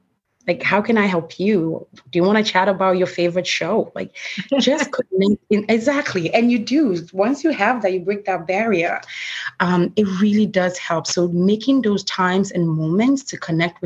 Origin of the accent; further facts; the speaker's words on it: Ghana; now in New York City, United States; I'm originally from Ghana, and I come from a large family.